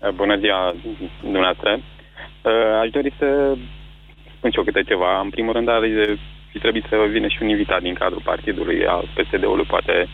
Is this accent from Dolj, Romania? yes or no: no; Constanța, Constanța County, Romania; Eu sunt din Constanța și la noi filiala din Constanța